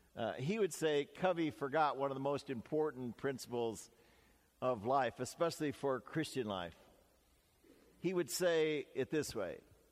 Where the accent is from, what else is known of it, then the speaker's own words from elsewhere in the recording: Canada; even though I'm Canadian, America is really the world's only great superpower.